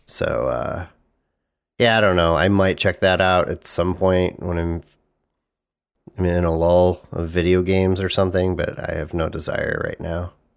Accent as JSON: {"language": "English", "country": "United States", "said": "as an American"}